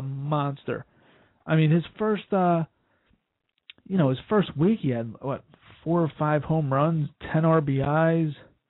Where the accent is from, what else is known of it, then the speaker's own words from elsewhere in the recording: Voorhees, New Jersey, United States; I grew up in Voorhees.